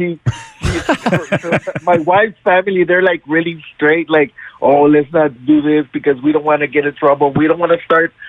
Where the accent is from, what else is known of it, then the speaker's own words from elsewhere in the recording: Brownsville, Texas, United States; I live in Brownsville. I was born and raised here in Brownsville.